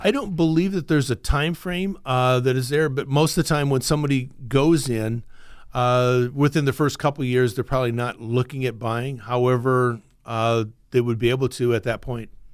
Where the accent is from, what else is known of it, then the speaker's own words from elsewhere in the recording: Iowa, United States; moved away as an adult; now in Fresno, United States; I'm originally from Iowa. I grew up there, went to the same high school all the time.